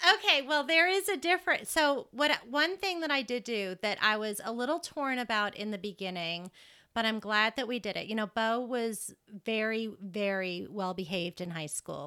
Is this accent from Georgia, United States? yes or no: no; Massachusetts, United States; moved away as an adult; now in Lubbock, United States; I came from Massachusetts. I grew up in Massachusetts